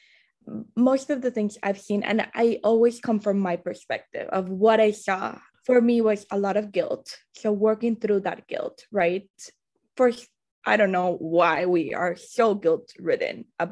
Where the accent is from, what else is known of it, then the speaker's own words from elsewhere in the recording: Colombia; moved away; I was raised in Colombia